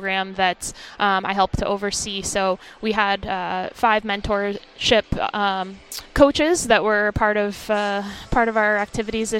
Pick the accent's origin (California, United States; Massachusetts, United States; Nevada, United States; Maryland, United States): Massachusetts, United States; Boston; I grew up in the Boston area